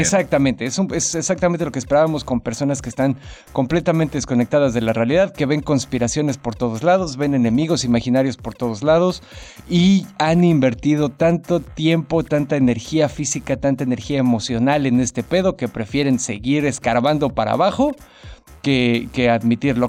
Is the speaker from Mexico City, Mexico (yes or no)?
yes; Mexico City, Mexico; como buen ñoño chilango ahí me la vivía